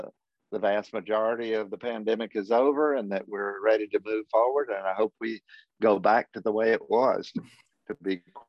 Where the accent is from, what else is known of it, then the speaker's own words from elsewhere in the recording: Athens, Georgia, United States; But growing up in Athens, I saw it all.